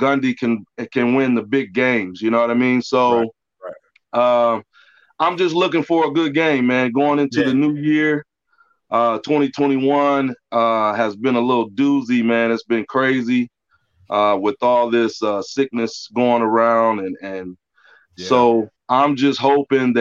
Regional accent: South Bend, Indiana, United States; I grew up here in South Bend

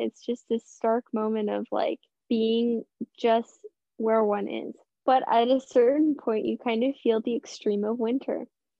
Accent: St. Louis, Missouri, United States; I grew up predominantly in St. Louis, kind of moved between places, but spent a lot of time there, and it snows there.

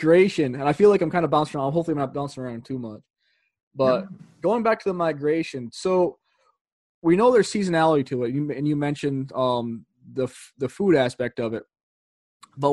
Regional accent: Northern New York, United States; I'm from Northern New York

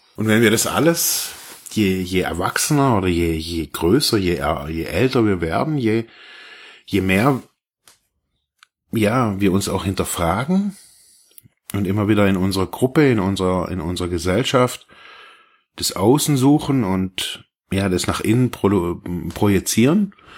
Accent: Germany; also born or lived in Ravensburg; wir so als Deutsche so oder als Westeuropäer

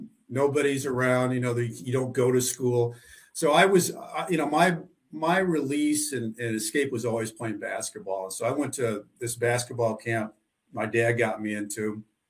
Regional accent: Southwest Missouri, United States; I grew up in Southwest Missouri, a small town

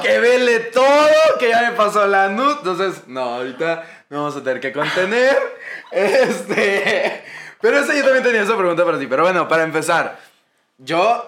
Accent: Monterrey, Nuevo León, Mexico; somos regios

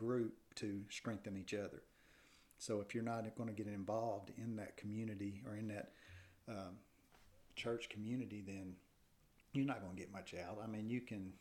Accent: Brinkley, Arkansas, United States; now in Searcy, United States; I'm from Brinkley, Arkansas, so that's just the town I grew up in.

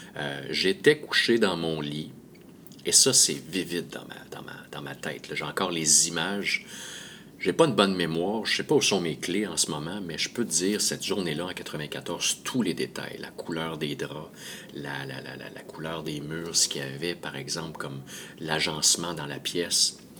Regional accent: Montreal, Quebec, Canada; je viens de Montréal

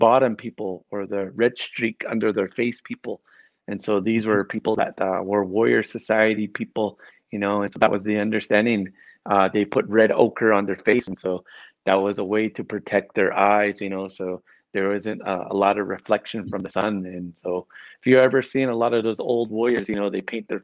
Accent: Red Mesa, Arizona, United States; Red Mesa

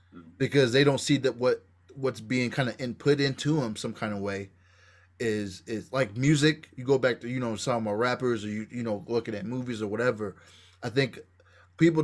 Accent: Kansas, United States; I grew up in Nativa, Kansas, you know what I'm saying, one street down from Martin Luther King.

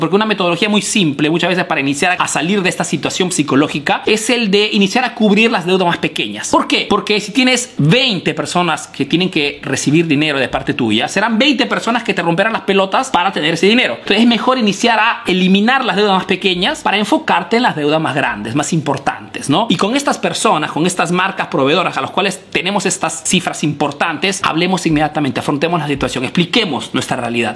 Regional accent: Peru; now in Italy

